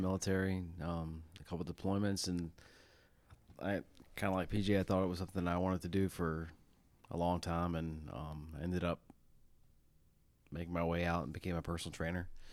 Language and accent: English; Chesterfield, Virginia, United States; I grew up in Chesterfield